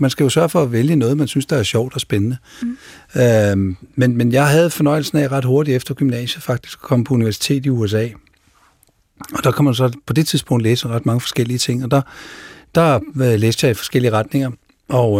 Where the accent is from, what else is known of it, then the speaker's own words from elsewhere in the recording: Denmark; Men selv Sverige kan være vanskeligt at, at finde rundt i som dansker